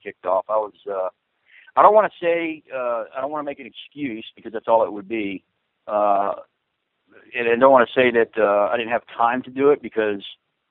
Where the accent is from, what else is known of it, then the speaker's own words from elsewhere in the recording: South Central Florida, United States; moved away as an adult; also born or lived in Arcadia, Florida / Port Charlotte, Florida; I grew up in South Central Florida, and I lived both in Arcadia and Port Charlotte area